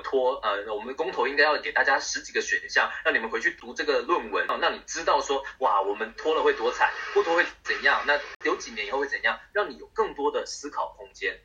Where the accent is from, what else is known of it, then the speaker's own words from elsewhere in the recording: Taiwan; 因为我刚好在台湾嘛